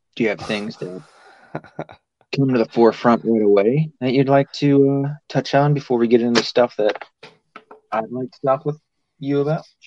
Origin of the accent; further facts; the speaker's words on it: the South, United States; I'm from the South.